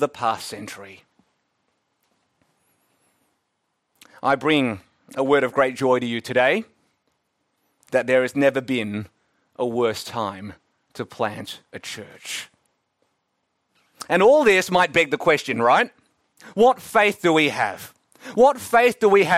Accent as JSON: {"language": "English", "town": "Melbourne", "region": "Victoria", "country": "Australia", "said": "I'm from Melbourne, now the second most livable city in the world"}